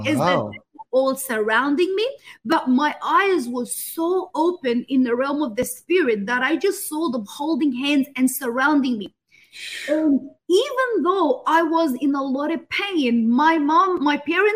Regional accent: Egypt; I was born in Egypt

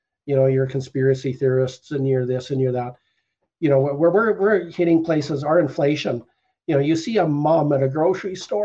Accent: Canada; we're Canadian citizens.

